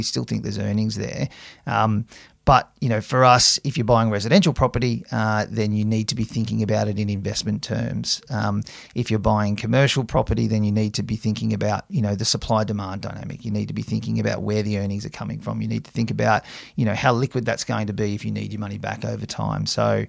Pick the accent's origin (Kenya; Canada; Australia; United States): Australia; Camden, New South Wales; I grew up out in Camden, which is, you know, sort of 60k southwest of Sydney, and started working at the CBA in Picton, which was another 15k's further out